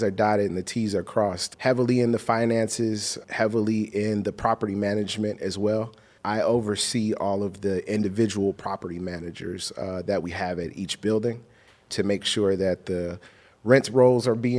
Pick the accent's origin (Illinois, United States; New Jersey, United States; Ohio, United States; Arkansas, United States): Illinois, United States; Chicago; now in Los Angeles, United States; I'm from Chicago